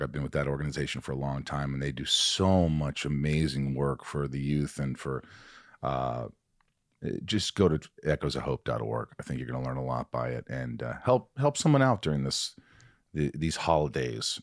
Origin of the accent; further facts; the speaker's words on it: Indiana, United States; moved away; I'm from Indiana